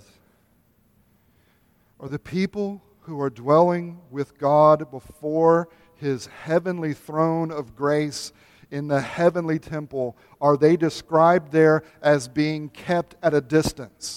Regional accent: United States; as American Reformed evangelicals

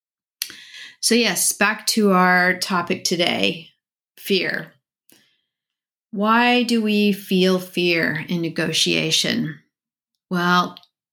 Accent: Colorado, United States; Growing up in Colorado, snakes were pretty common to see

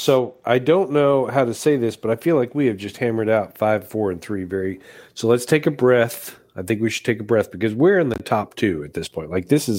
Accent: Denver, Colorado, United States; growing up in Denver and my relatives living in Utah

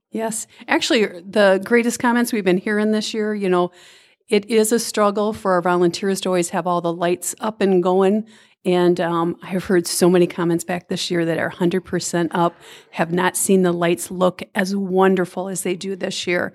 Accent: Minnesota, United States; now in Clinton, Iowa, United States; I am from Minnesota

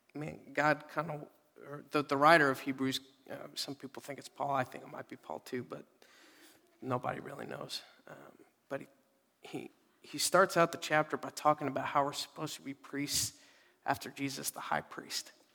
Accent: Dallas, Texas, United States; moved away; I'm from Dallas

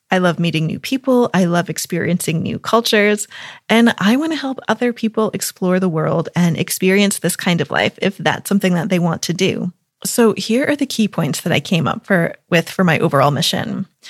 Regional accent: United States; moved away as an adult; also born or lived in Lake District, England / Italy; now in United Kingdom; I'm an American living in the U K

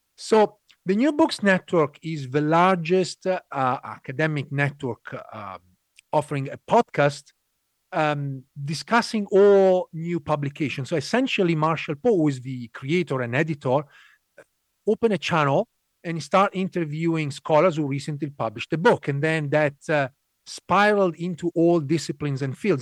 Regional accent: Italy; moved away as an adult; also born or lived in London; So you mentioned I'm Italian. I was born raised in Italy.

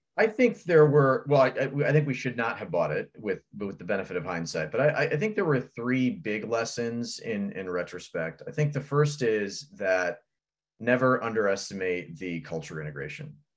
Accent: Fort Wayne, Indiana, United States; born in the thriving metropolis of Fort Wayne, Indiana. Uh, I was born and raised there

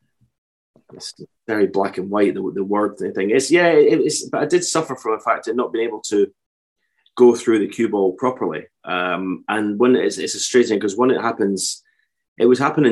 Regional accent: Edinburgh, Scotland, United Kingdom; also born or lived in Fife / Auchterarder; I was born in Edinburgh, moved to Fife as a teenager

